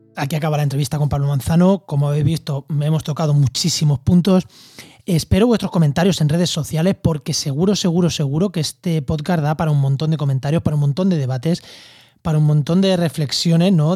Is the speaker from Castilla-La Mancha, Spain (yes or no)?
yes; Albacete, Castilla-La Mancha, Spain; Yo en mi pueblo, en Albacete, en, cerca de Ciudad Real, en La Mancha